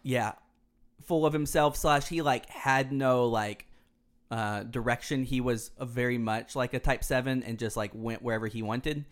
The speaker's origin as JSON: {"language": "English", "town": "Houston", "region": "Texas", "country": "United States", "tie": "born or raised there", "also_born_or_lived": "Dallas, Texas", "said": "growing up in Houston, it's a, it's along the Gulf Coast"}